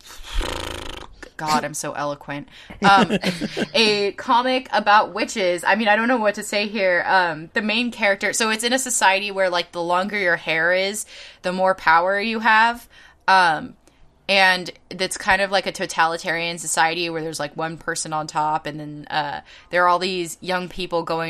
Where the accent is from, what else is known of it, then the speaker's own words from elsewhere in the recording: California, United States; can you tell I'm from California